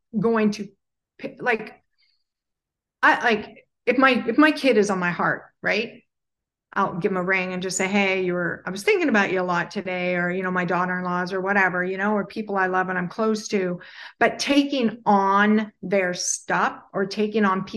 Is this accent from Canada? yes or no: yes; Alberta, Canada; I grew up in Alberta, Canada